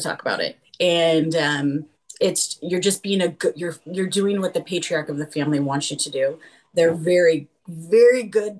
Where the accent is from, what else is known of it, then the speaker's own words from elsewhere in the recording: California, United States; moved away as an adult; also born or lived in Utah; I was raised in California, but we decided to move to Utah